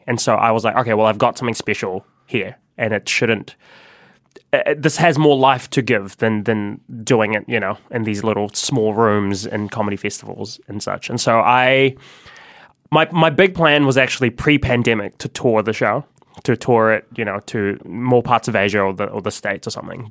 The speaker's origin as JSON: {"language": "English", "country": "New Zealand", "tie": "born or raised there", "also_born_or_lived": "Philippines", "said": "growing up in New Zealand, being a migrant here"}